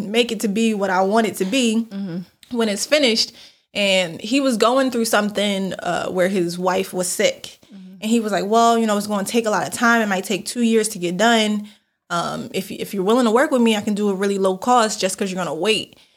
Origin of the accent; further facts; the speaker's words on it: Philadelphia, Pennsylvania, United States; we're from Philadelphia